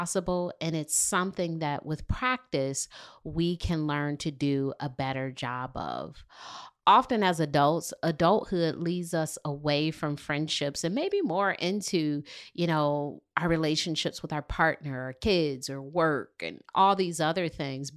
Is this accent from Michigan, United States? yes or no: yes; Detroit, Michigan, United States; moved away as an adult; now in Charlotte, United States; More than 10 years ago, I moved to Charlotte from Detroit, Michigan